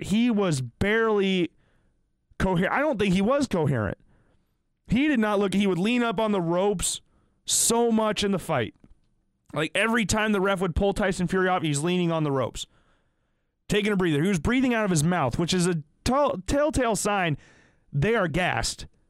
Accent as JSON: {"language": "English", "region": "Iowa", "country": "United States", "tie": "born or raised there", "said": "I'm from Iowa"}